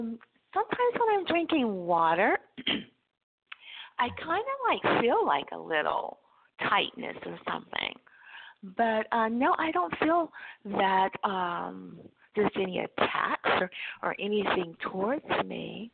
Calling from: California, United States

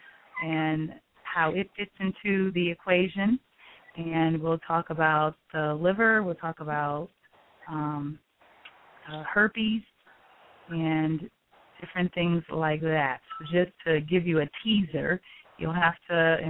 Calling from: North Carolina, United States; I am calling from North Carolina

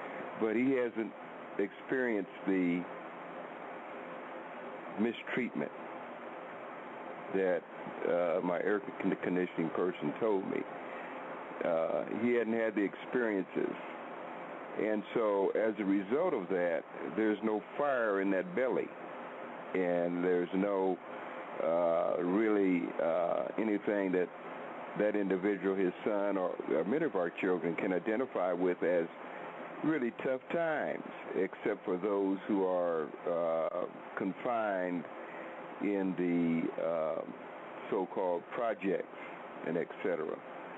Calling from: Oklahoma, United States; I'm in Oklahoma now

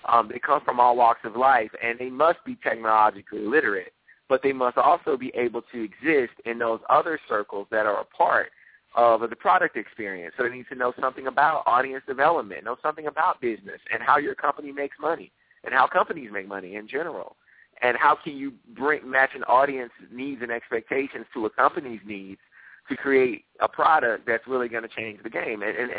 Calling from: Tysons Corner, Virginia, United States; So USA Today is headquartered in McLean, Virginia. So I'm right here in Tysons Corner, about 15 minutes outside of D.C. So I'm in the D.C. area.

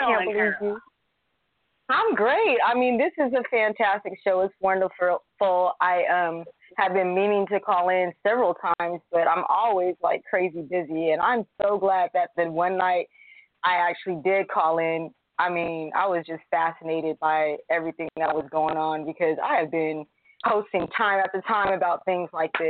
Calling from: California, United States; from California.

